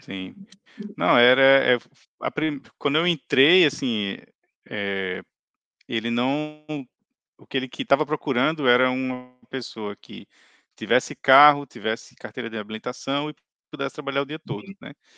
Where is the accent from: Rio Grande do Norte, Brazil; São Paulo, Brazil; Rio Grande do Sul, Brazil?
Rio Grande do Norte, Brazil; Natal; moved away as an adult; now in Ireland; eu sou de Natal. Eu cheguei aqui na Irlanda em maio de 2018